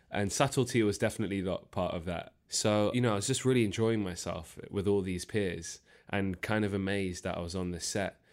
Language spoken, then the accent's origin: English; London, United Kingdom; I was born and raised in Northwest London, Harrow